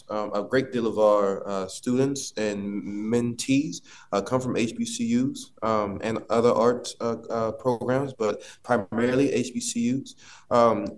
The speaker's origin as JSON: {"language": "English", "region": "Texas", "country": "United States", "said": "I'm from Texas, and we are praying folk"}